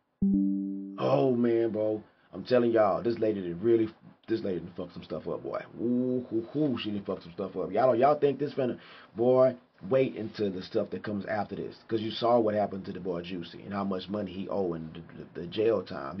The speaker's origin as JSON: {"language": "English", "country": "United States", "said": "I'm fucking American"}